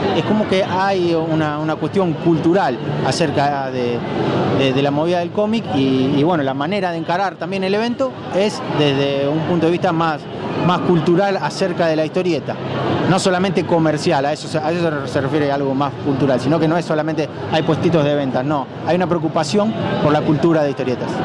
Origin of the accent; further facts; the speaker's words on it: Rosario, Santa Fe, Argentina; yo soy de acá de Rosario.